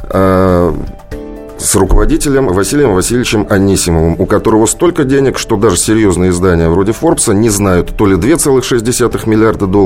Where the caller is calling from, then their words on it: Moscow, Russia; Ну, я, правда, из Москвы